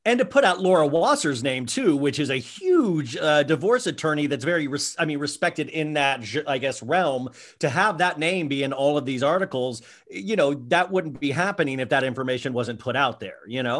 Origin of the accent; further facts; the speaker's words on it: Kansas, United States; also born or lived in Columbus, Ohio; I, was raised in Kansas on kind of quote unquote Midwestern values